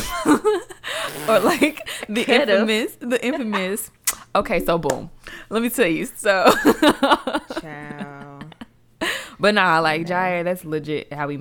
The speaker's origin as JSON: {"language": "English", "town": "Stone Mountain", "region": "Georgia", "country": "United States", "tie": "born or raised there", "said": "I'm originally from Stone Mountain, Georgia. I've lived here all my life"}